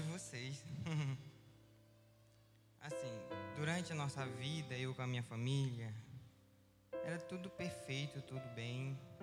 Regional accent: Viseu, Pará, Brazil; now in Belém, Brazil; eu não sou de Belém, eu sou da, cida, da cidade de Viseu, e muito distante daqui

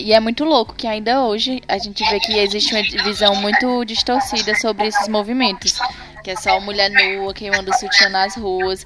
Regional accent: Tauá, Ceará, Brazil; na minha cidade natal, que é Tauá, no Ceará

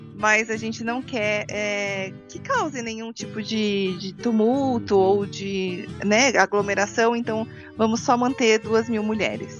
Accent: São Paulo, Brazil; sou paulistana aqui da capital de São Paulo, né? É. São Paulo mesmo

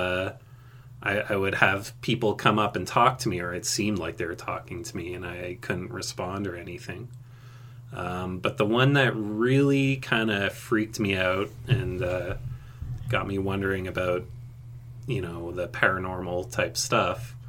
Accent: Montreal, Quebec, Canada; moved away as an adult; also born or lived in Athens, Greece; now in southern Ontario, Canada; I moved back to Canada with my mom when I was 2. And I lived around Montreal, Quebec. And now I've been living in southern Ontario for about 6 years.

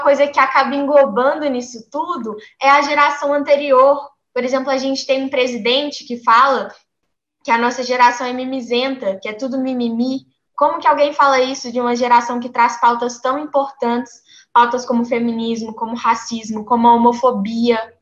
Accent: Brazil; é o país que eu nasci, eu sou brasileira, eu cresci no Brasil, eu vivi aqui a minha vida toda.

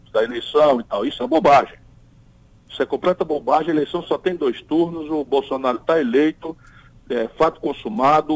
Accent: Ceará, Brazil; eu, eu venho do Nordeste

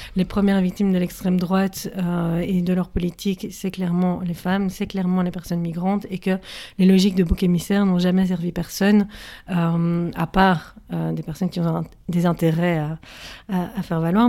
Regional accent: Brussels, Brussels-Capital Region, Belgium; moi, je suis bruxelloise et je suis née à Bruxelles. Et donc, ça fait un certain nombre d'années, euh, presque 30 ans, que je suis à Bruxelles

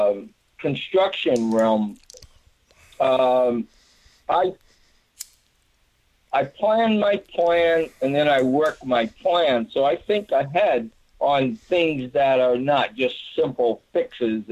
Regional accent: Massachusetts, United States; now in Arkansas, United States; I'm now living in Arkansas, but I was born and grew up in Massachusetts

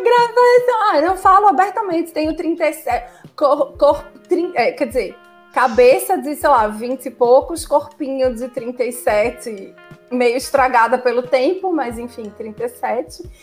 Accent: Recife, Pernambuco, Brazil; also born or lived in Fortaleza; Saí de Recife, saí da casa dos meus pais e fui morar sozinha em Fortaleza.

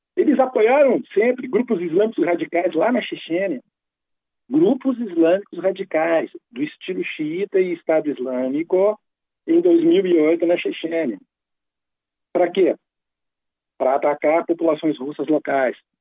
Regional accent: Brazil; nós que somos brasileiros

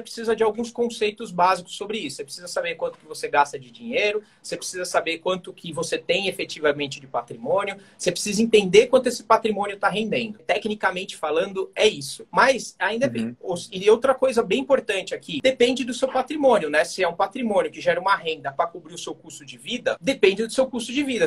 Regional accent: São Paulo, Brazil; Sou aqui de São Paulo

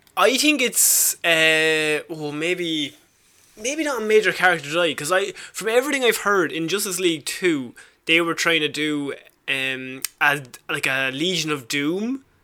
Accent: Ireland

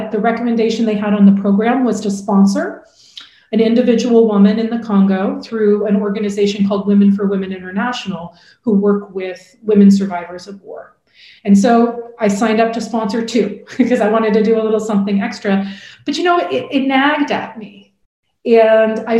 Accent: Portland, Oregon, United States; my first job out of college was actually working in a domestic violence shelter in my hometown of Portland, Oregon

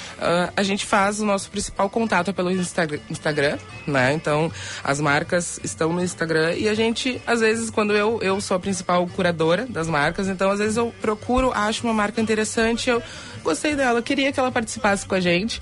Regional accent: Rio Grande do Sul, Brazil; desde pequena, como gaúcha, eu já ia para a escola como prenda

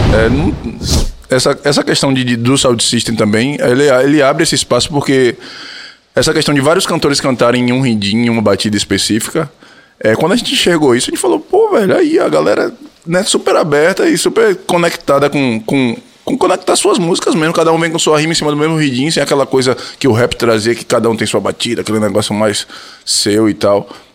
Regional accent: Feira de Santana, Bahia, Brazil; also born or lived in Salvador; Eu, eu nasci em Feira, mas morei em Salvador durante, durante um período

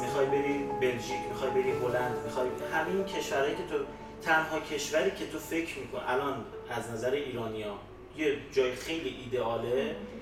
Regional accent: Iran; moved away as an adult; now in Austria; من از ایران میام

